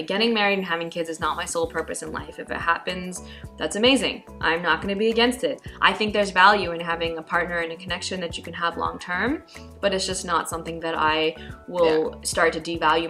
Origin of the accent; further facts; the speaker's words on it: Pakistan; as a Pakistani woman growing up with all the values and things that you're kind of indoctrinated